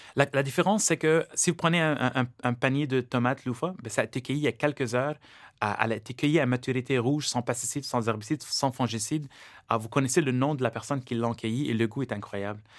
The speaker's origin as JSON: {"language": "French", "country": "Lebanon", "tie": "born or raised there", "moved": "yes", "lives_now": "Canada"}